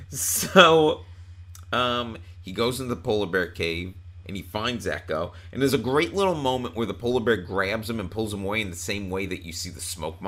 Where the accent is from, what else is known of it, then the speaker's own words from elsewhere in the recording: Long Island, New York, United States; I'm from Long Island.